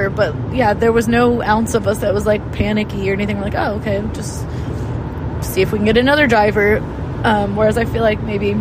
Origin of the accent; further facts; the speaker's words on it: Cincinnati, Ohio, United States; I'm from Cincinnati